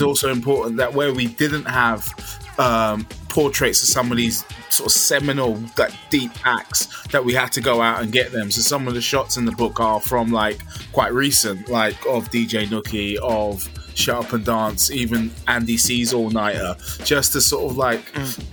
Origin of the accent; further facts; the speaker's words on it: London, United Kingdom; growing up in South London, you know, around the corner down South Lambeth Road